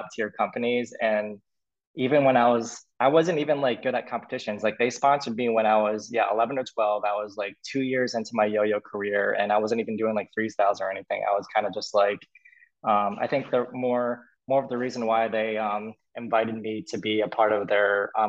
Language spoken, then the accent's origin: English; Massachusetts, United States; I'm from Massachusetts